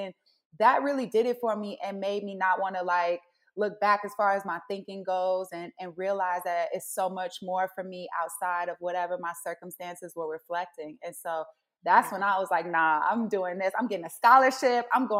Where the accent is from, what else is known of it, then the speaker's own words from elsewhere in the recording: Chicago, Illinois, United States; If I would have told my little self back when I was going to high school or elementary school in Chicago that I could go and be some bobsled, that just blows my mind